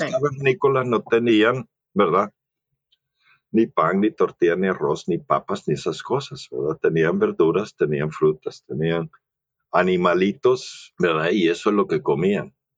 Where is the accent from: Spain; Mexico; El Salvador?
El Salvador; moved away as an adult; now in United States; crecí en El Salvador. Ah, soy ah, norteamericano o, gabacho o gringo, como le quieras llamar, ¿verdad? Pero, pero mi mamá era salvadoreña, entonces eh, crecí en El Salvador